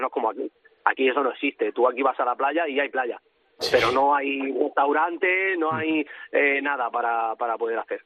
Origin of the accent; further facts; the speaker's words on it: Cieza, Region of Murcia, Spain; moved away as an adult; now in Naples, Italy; Murcia y Cieza, que, que de donde soy